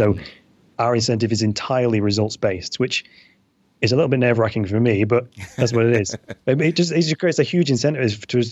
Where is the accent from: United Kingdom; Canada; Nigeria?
United Kingdom